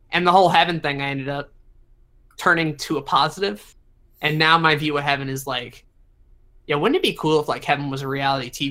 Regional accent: the South, United States; So growing up in the South, you can probably guess that I'm a good Christian boy.

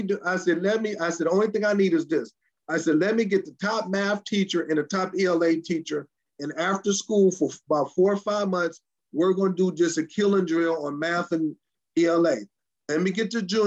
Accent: Detroit, Michigan, United States; grew up and raised in the metropolitan Detroit area

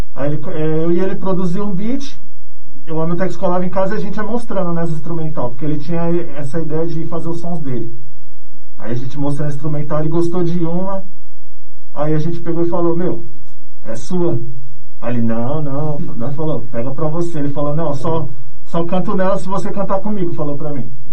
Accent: São Paulo, Brazil; eu sou residente aqui de São Miguel Paulista mesmo, né? Cidade nova. Desde pivete aqui em São Miguel. Nasci aqui mesmo.

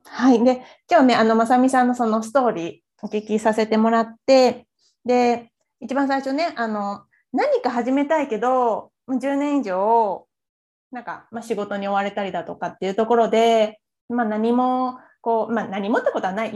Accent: Japan; 自分のその生まれ育った日本

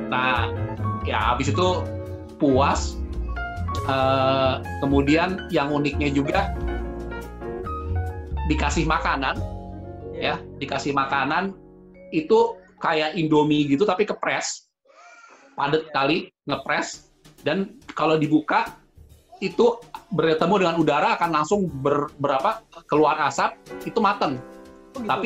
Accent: Indonesia; begitu dengar saya dari Indonesia

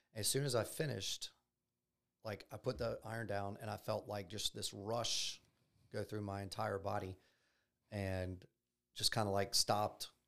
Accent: Baton Rouge, Louisiana, United States; I'm from Baton Rouge. Um, I grew up here

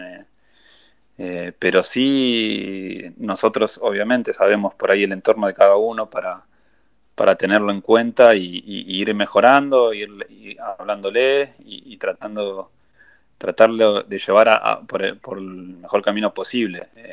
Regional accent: Buenos Aires, Argentina; nosotros siempre fuimos rotando por todo, por Buenos Aires a entrenar cuando éramos chicos

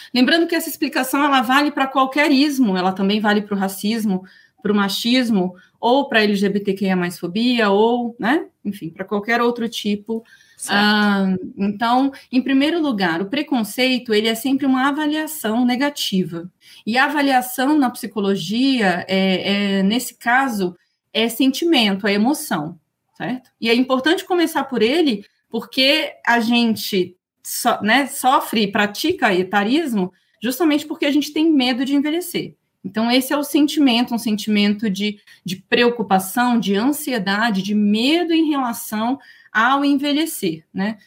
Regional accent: Brasília, Federal District, Brazil; also born or lived in Toronto / Montreal / Coimbra / Barcelona; sou aqui de Brasília

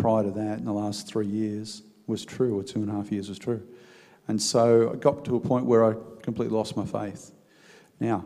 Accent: Belmont, New South Wales, Australia; also born or lived in Sydney / South Australia / Windale; I was born in Sydney, son of a soldier, and my parents split up when I was four. And my mum, my sister and I moved to Belmont, from South Australia to Belmont

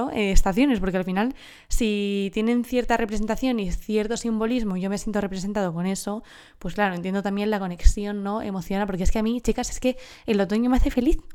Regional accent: southern Spain, Spain; Encima soy del sur de España, imagínate, que aquí son las dos que más duran, ¿cierto?

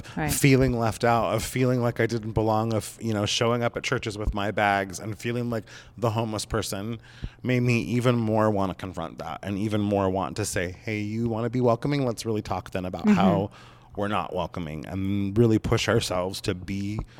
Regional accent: southern Oregon coast, United States; moved away; back in my hometown through the senior center there, and we had been talking about the hospice there on the Southern Oregon coast

